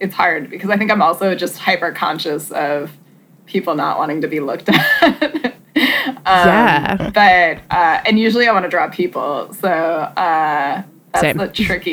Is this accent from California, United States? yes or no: no; Douglas, Massachusetts, United States; born or raised there